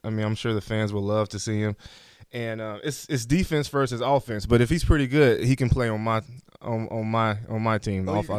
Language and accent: English; Alabama, United States; I'm from Alabama.